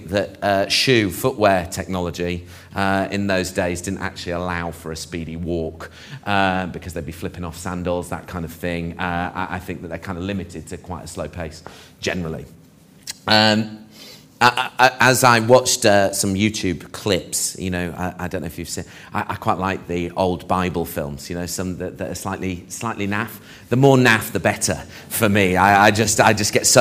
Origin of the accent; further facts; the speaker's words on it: Barnet, London, United Kingdom; we lived in Barnet